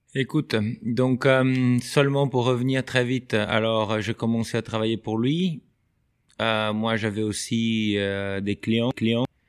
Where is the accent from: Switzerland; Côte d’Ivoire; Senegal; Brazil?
Brazil; southern Brazil; French is a second language; moved away as an adult; also born or lived in United States; now in France; je viens dans une petite ville du Brésil où au début, il n'y avait même pas l'équitation